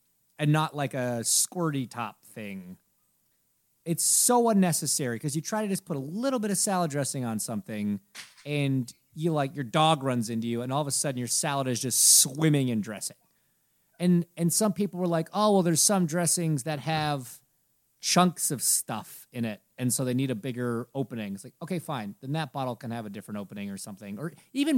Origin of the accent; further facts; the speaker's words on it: Canada; now in United States; I'm a Canadian